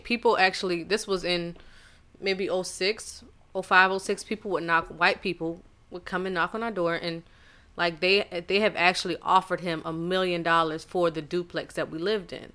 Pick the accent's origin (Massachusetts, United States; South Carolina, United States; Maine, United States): South Carolina, United States; Charleston; moved away; I am from Charleston, South Carolina, and I don't know if it was just me being so insulated as far as like seeing nothing but black people